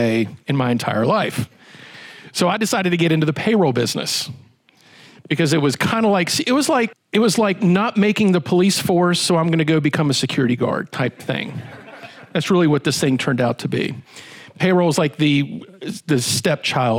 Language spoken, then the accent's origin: English; Roanoke, Virginia, United States; I'm from Roanoke, from the Star City